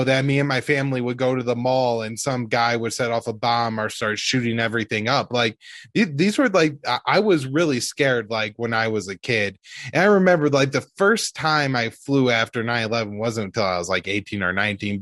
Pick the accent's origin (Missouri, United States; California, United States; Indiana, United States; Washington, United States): Missouri, United States; St. Louis; I was 10 years old, like New York City could have been anywhere to me. Like I was from St. Louis